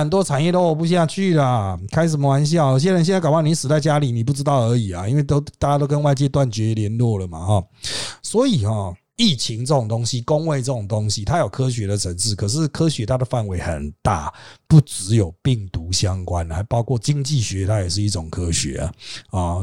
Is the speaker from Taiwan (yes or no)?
yes; Taiwan; 我们台湾人很厉害